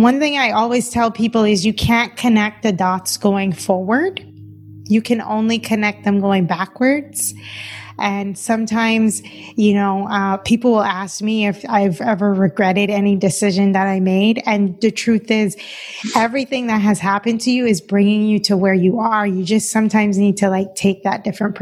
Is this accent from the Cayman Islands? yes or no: yes; Cayman Islands; moved away as an adult; also born or lived in Boston; now in Los Angeles, United States; I'm originally from the Cayman Islands.